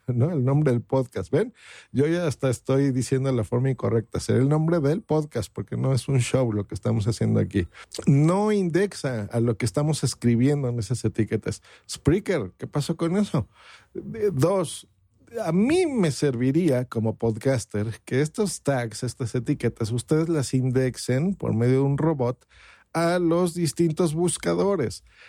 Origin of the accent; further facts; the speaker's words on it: Mexico; aquí en mi país, hablo por México